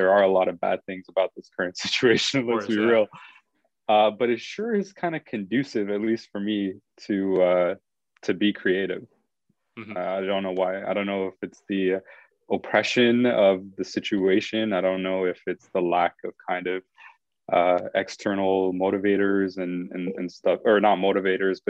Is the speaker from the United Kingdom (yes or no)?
no; Montreal, Quebec, Canada; I grew up in Montreal, which in of itself, if you're an Anglo in a Franco area